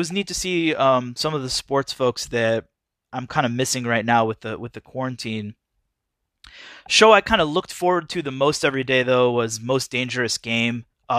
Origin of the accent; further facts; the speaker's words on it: Midwest, United States; So it takes place in the mid 90s in the Midwest, and I grew up in the Midwest, and I'm old enough to remember the 90s.